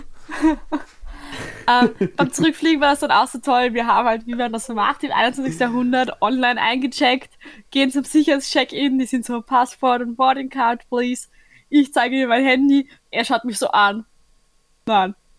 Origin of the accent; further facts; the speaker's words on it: Austria; dass ich halt Österreicher bin